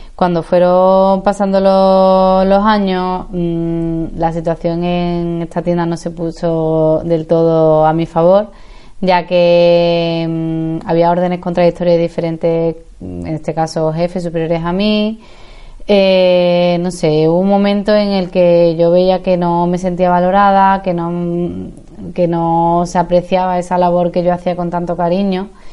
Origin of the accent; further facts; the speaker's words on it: Seville, Andalusia, Spain; moved away as an adult; also born or lived in Madrid / Dublin / Santiago, Chile; Aunque nací en Madrid, he estado gran parte de mi infancia, adolescencia y juventud en Sevilla